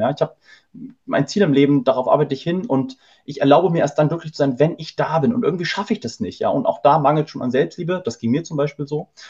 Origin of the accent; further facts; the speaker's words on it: Hamburg, Germany; wir kommen nämlich aus Hamburg